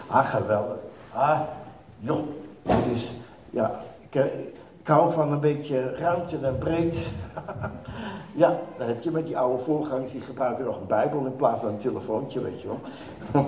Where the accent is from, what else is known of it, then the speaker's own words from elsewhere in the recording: Netherlands; moved away as an adult; now in Israel; als typische Nederlander